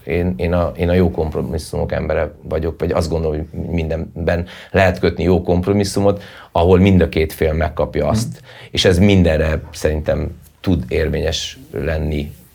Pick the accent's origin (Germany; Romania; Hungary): Hungary; also born or lived in Budapest; én magyar vagyok